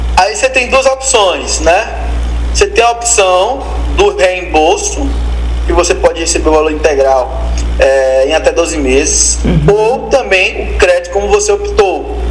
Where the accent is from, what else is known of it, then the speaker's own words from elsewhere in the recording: Itabuna, Bahia, Brazil; É, eu sou de Itabuna, Bahia. Terra, minha terra aqui